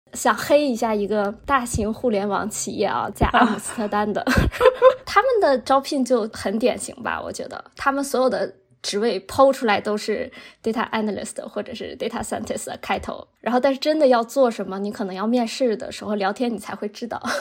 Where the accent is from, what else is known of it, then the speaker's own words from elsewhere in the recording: Northeast China, China; moved away as an adult; now in Netherlands; 我来自东北